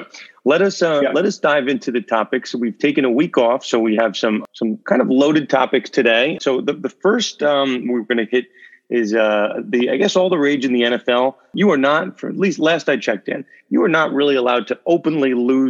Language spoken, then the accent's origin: English; New York, United States; now in Connecticut, United States; I'm technically a Connecticut resident, born and raised in New York. I'm just over the border in Connecticut